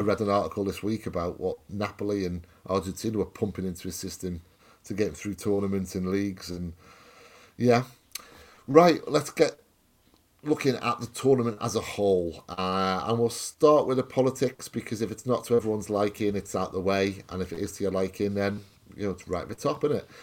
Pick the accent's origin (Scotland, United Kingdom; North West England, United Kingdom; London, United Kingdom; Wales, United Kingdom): Wales, United Kingdom; Welsh; I'm Welsh